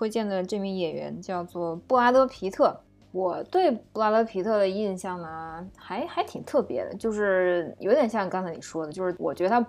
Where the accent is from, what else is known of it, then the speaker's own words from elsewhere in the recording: China; 之前我们中国人过年的时候